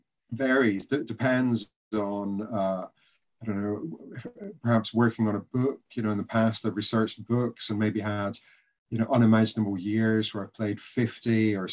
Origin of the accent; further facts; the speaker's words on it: Greenock, Scotland, United Kingdom; now in South West England, United Kingdom; I live in Southwest England these days. But, yeah, I'm a Scotsman. I'm from Greenock, in the West Coast on the River Clyde. And I grew up there beside Greenock Golf Club.